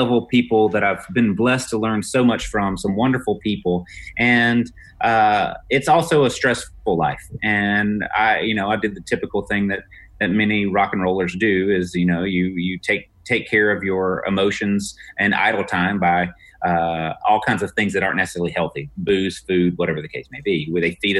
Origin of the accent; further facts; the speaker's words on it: Mississippi, United States; I'm a redneck from Mississippi